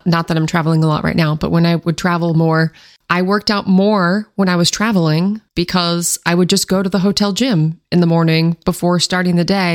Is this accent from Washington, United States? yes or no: yes; Washington, United States; I grew up in Washington State